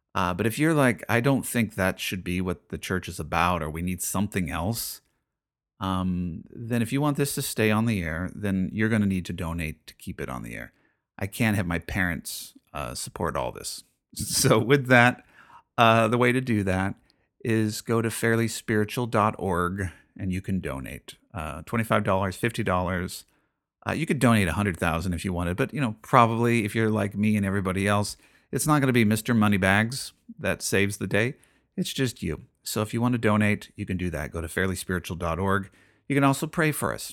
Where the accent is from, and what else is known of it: United States